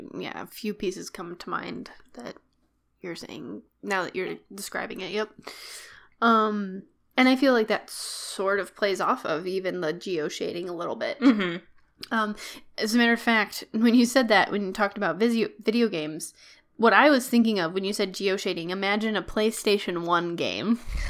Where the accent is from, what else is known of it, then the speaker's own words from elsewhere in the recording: Texas, United States; I'm from Texas.